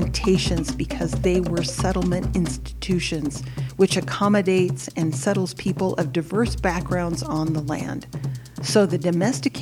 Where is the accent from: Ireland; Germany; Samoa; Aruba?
Samoa; moved away; also born or lived in United States; I was born in the United States, so I'm a birthright citizen of the U.S. But because of the laws when I was born, I am also a citizen of Western Samoa. I went to school there.